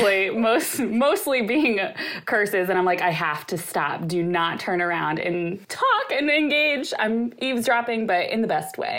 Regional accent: Des Moines, Iowa, United States; also born or lived in Chicago, Illinois; So I am from Des Moines, Iowa, but I went to college in Chicago

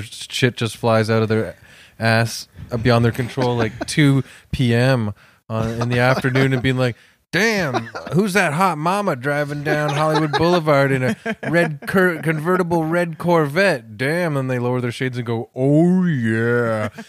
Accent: Toronto, Ontario, Canada; And I'm from Toronto, but I'm from a suburban pocket of Etobicoke.

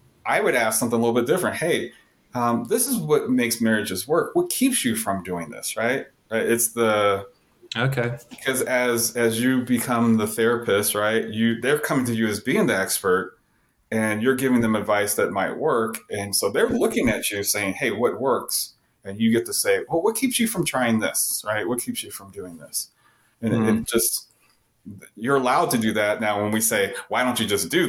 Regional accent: Southern California, United States; moved away; I grew up very privileged in Southern California

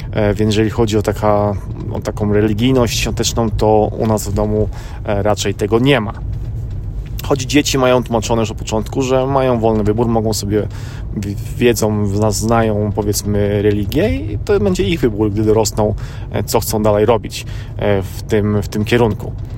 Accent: Poland; now in United States; ja jestem z Polski, żona jest z Filipin, a mieszkamy w Ameryce

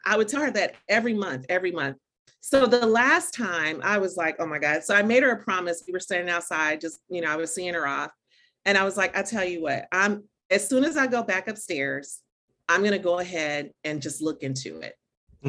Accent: Dayton, Ohio, United States; also born or lived in Atlanta, Georgia; now in Florida, United States; I was born and raised in Dayton, Ohio. So I'm really very much, you know, Midwest all the way

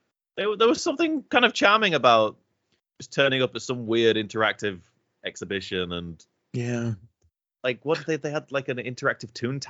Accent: Lincolnshire, East Midlands, United Kingdom; I'm from Lincolnshire

